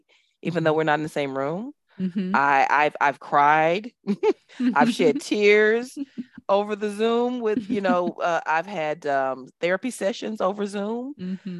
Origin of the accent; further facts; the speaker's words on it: Dallas, Texas, United States; now in Abu Dhabi, United Arab Emirates; I'm from Dallas, Texas, but I live in Abu Dhabi, which is a stone's throw from Dubai.